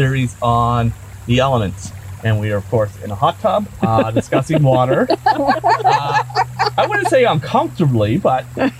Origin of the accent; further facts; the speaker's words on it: Nova Scotia, Canada; We're all from Nova Scotia, so we're constantly surrounded by water all of the time.